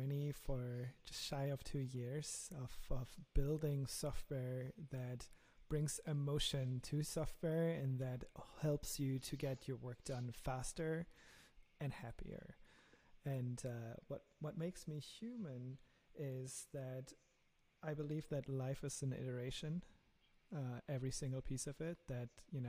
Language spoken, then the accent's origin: English; Germany; accent: German; English is a second language; my lovely German accent